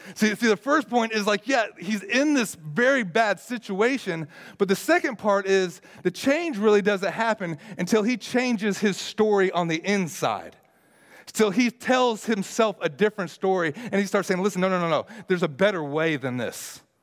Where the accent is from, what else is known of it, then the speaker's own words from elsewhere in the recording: United States; me being as an American